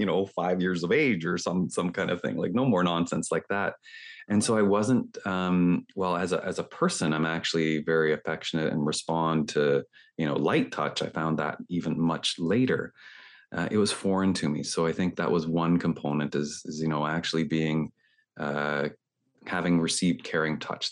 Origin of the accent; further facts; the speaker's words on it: Toronto, Ontario, Canada; I'm talking here from Toronto in Canada